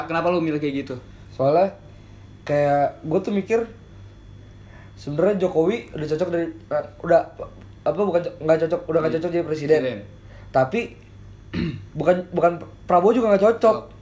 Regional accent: Bandung, West Java, Indonesia; Gua sendiri dari asli Bandung

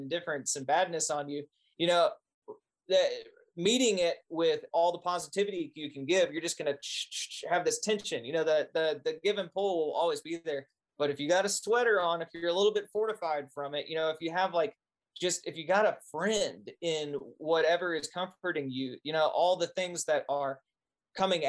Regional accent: Arkansas, United States; moved away; growing up in Arkansas

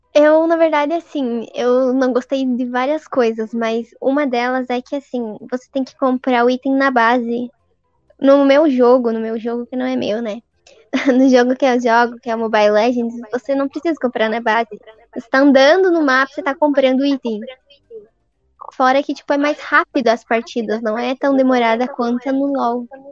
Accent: south of Paraná, Brazil; como eu sou do sul do Paraná, talvez você estranhe o meu sotaque, porque é mais puxado

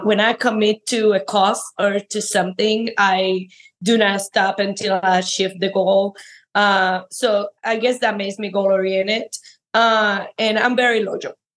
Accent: Cuba; moved away as an adult; now in United States; I am an immigrant from Cuba

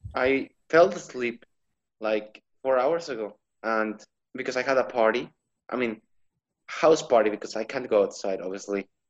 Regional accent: El Mante, Tamaulipas, Mexico; English is a second language; now in Monterrey, Mexico; right now I'm in my hometown

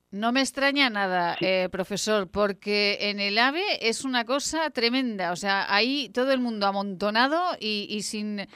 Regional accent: Fuentes de Ebro, Aragon, Spain; Mozota eh, con, mi pueblo, con Fuentes de Ebro

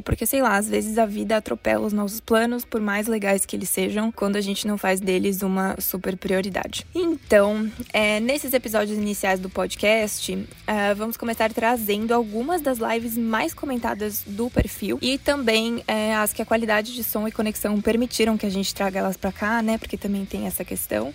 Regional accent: Blumenau, Santa Catarina, Brazil; moved away as an adult; also born or lived in Curitiba, Brazil / Manchester, United Kingdom / Canada / United States; Eu sou de Blumenau, Santa Catarina

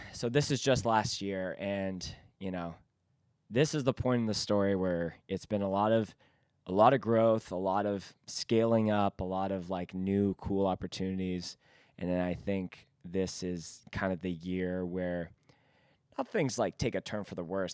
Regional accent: Vancouver, British Columbia, Canada; we are from Vancouver

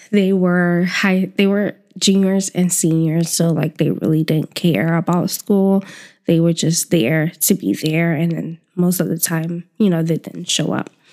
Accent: the South, United States; moved away; growing up in the South

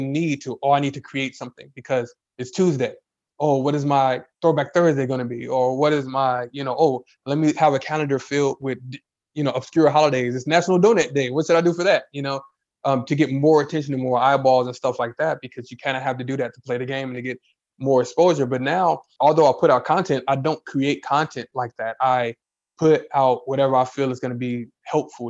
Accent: Chicago, Illinois, United States; I'm from Chicago. It's a big city, but we're country

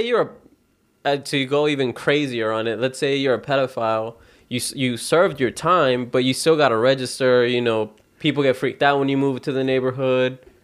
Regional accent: the Bible Belt, United States; we grew up in the Bible Belt

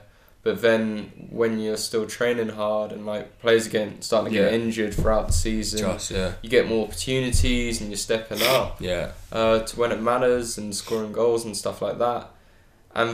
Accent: England, United Kingdom; as an English individual

